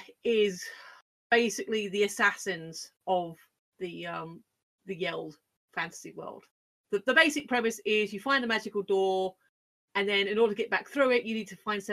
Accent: United Kingdom; No, I'm British.

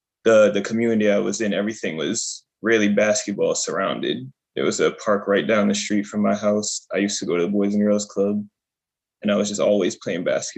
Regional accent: Worcester, Massachusetts, United States; it felt good because I'm from Worcester. So it felt good to play for, be able to have an opportunity to play for a team that's in Worcester.

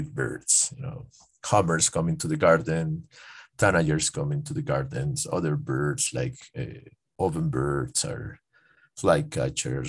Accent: Piñas, El Oro, Ecuador; now in Quito, Ecuador; The province is named El Oro, but my hometown is named Piñas

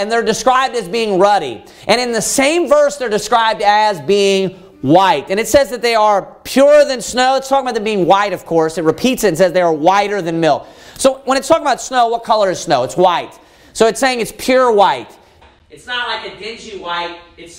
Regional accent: Kentucky, United States; And I'm from Kentucky, for crying out loud.

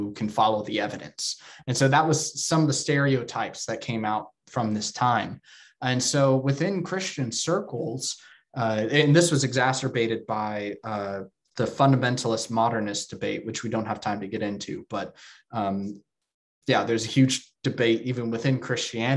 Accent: Texas, United States; moved away; I'm from Texas and my hometown has very deep roots in fundamentalism and evangelicalism

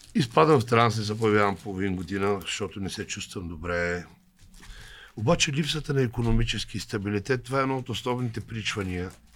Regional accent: Lovech, Lovech Province, Bulgaria; аз съм от Ловеч

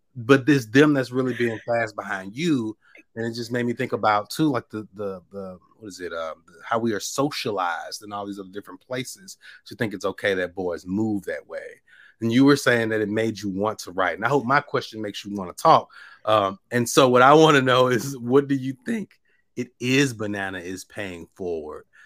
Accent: Mississippi, United States; I'm from Mississippi

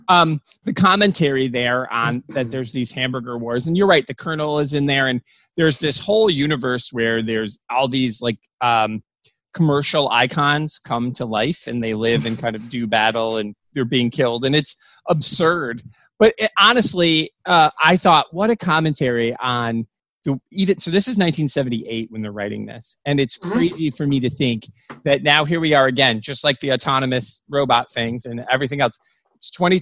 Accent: United States; I'm American

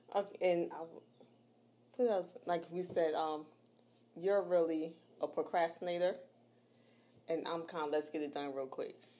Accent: New York, United States; I'm from New York

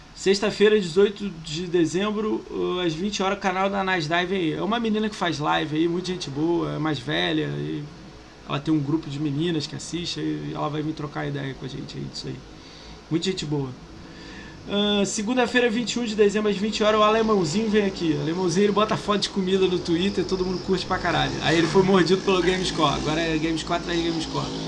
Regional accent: Rio de Janeiro, Brazil; eu sou do Rio

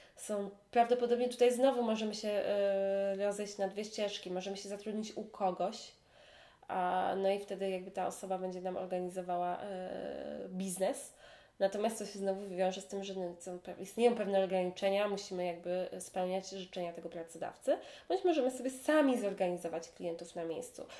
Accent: Poland; now in Hong Kong; mówię po polsku, jestem z Polski

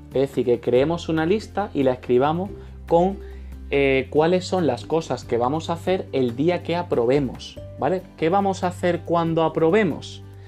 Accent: Málaga, Andalusia, Spain; yo soy de costa, de Málaga

